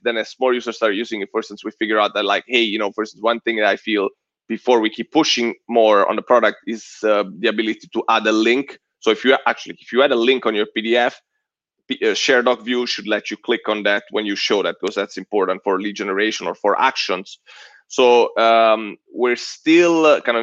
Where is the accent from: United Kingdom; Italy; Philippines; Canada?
Italy; Southern Italy; now in United States; I'm Italian. I'm super direct. I'm from Southern Italy